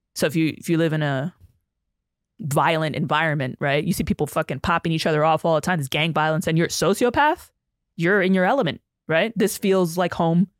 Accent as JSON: {"language": "English", "town": "New York City", "region": "New York", "country": "United States", "tie": "born or raised there", "said": "I grew up in the Bronx"}